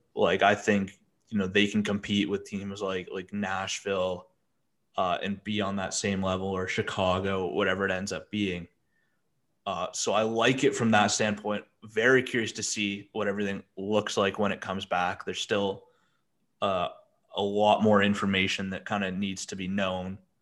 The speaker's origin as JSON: {"language": "English", "country": "Canada", "said": "we're both Canadian"}